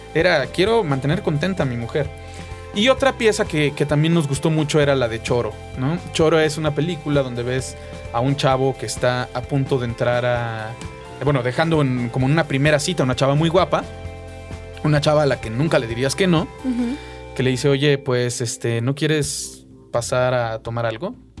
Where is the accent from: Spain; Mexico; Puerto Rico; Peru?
Mexico; also born or lived in Buenos Aires, Argentina; vengo de México y estoy buscando trabajo